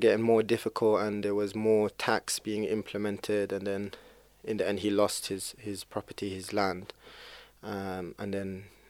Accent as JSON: {"language": "English", "area": "Kent", "region": "South East England", "country": "United Kingdom", "tie": "born or raised there", "said": "I was born in Kent, in the UK. And the main reason for being in the UK, coming to the UK, is my grandfather, he lived in Jaffa."}